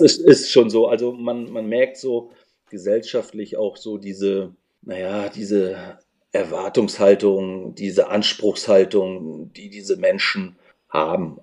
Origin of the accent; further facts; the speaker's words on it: Schwerin, Mecklenburg-Vorpommern, Germany; moved away as an adult; also born or lived in Leipzig; Ich bin, ich bin 1974 äh, in der schönen Stadt Schwerin geboren